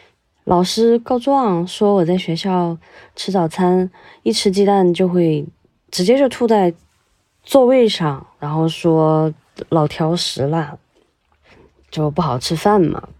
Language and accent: Chinese; Guiyang, Guizhou, China; 我来自贵州省贵阳市，是公路交通行业内的一名普通的职工。